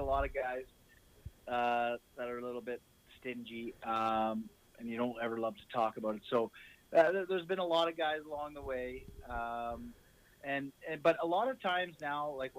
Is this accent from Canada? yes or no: yes; Ottawa, Ontario, Canada; we were back in my hometown